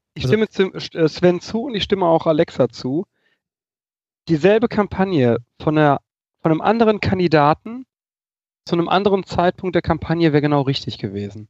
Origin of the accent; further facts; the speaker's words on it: Germany; kann ich als Deutscher